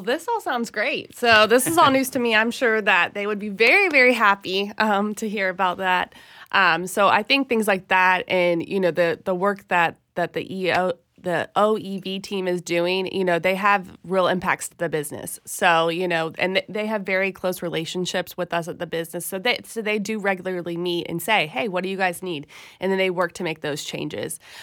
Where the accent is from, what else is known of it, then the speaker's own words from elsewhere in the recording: Tallahassee, Florida, United States; I'm from Tallahassee. I grew up here, you know, lived here most of my life